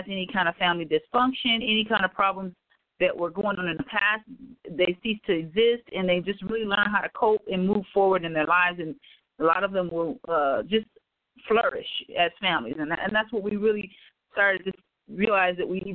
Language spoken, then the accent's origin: English; Detroit, Michigan, United States; moved away as an adult; now in Antelope Valley, United States; I am from Detroit, Michigan. I actually was a teacher in Detroit, Michigan, came here to California.